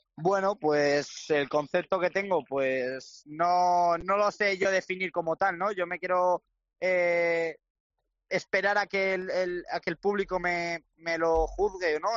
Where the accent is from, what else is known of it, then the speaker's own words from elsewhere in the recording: Salamanca, Castile and León, Spain; mi tierra, ¿no? Con Salamanca